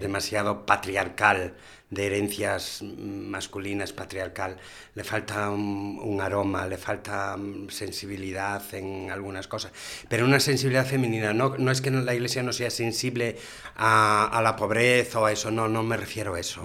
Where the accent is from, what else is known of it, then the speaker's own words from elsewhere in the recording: Galicia, Spain; moved away as an adult; now in Gijón, Spain; soy gallego